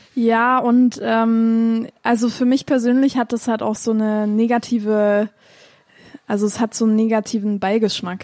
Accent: Chemnitz, Saxony, Germany; ich bin in Chemnitz aufgewachsen, sogar so ein bisschen, äh, so ein bisschen weiter vom Dorf, ähm, in der Nähe von Chemnitz. Ja, aufgewachsen, geboren, studiert

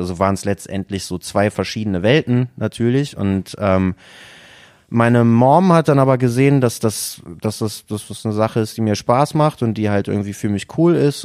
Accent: Haan, North Rhine-Westphalia, Germany; now in Düsseldorf, Germany; Ich bin nicht in Düsseldorf geboren, ich komme aber tatsächlich aus der Umgebung. Ich komme aus Hahn, da bin ich geboren

